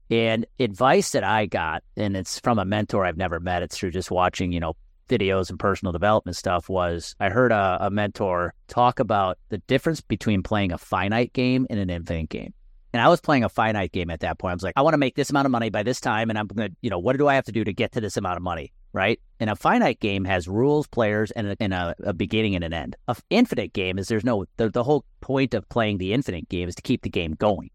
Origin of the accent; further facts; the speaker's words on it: Milwaukee area, Wisconsin, United States; I was rooting for the Brewers as a kid because they were my hometown team